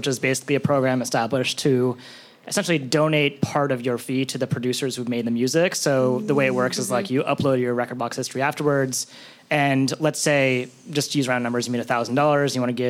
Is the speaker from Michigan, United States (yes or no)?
no; New York City, New York, United States; And then you see that as a New Yorker and you're like, what?